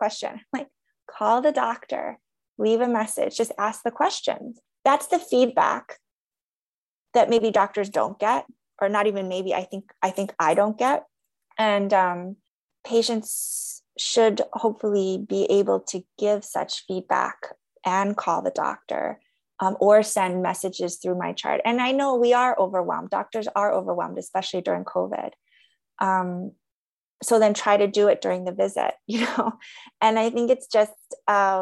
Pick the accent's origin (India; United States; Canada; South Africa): United States; I'm Korean American